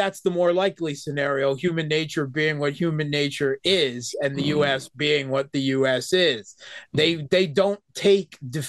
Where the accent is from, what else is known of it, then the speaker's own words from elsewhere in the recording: Pennsylvania, United States; moved away as an adult; now in Russia; everywhere I come from in rural bum F coal country, Pennsylvania, everyone in my hometown is Slavic of one variety or another, right? Poles, Russians, Ukrainians, Slovaks, Czechs, everyone, right?